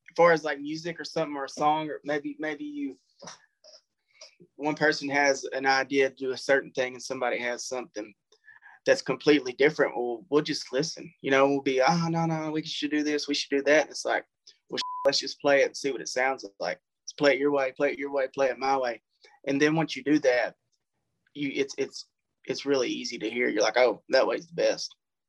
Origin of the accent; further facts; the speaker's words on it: Natchez, Mississippi, United States; It's like, oh, really? I'm from Natchez, man. You got to pop daylight back there.